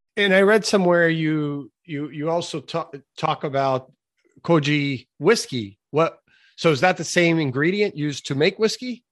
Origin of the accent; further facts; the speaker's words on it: Brazil; now in United States; I'm originally from Brazil